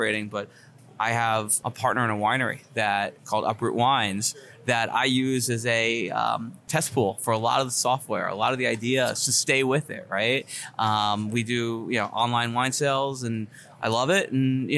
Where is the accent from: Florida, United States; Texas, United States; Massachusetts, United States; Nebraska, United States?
Florida, United States; South; moved away as an adult; also born or lived in New York / New Jersey; now in Miami, United States; I grew up in South Florida.